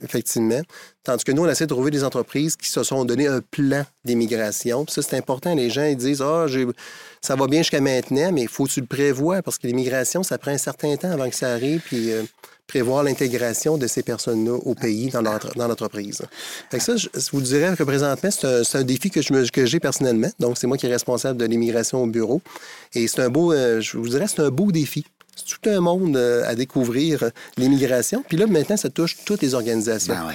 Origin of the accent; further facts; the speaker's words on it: Montmagny, Quebec, Canada; je suis originaire de Montmagny